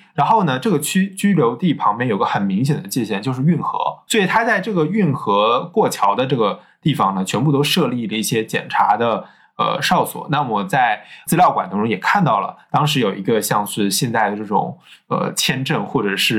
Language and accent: Chinese; China; 因为我们是中国人